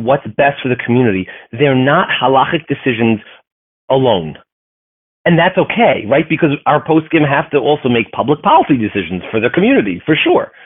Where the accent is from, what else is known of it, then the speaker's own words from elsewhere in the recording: United States; I'm a fourth generation American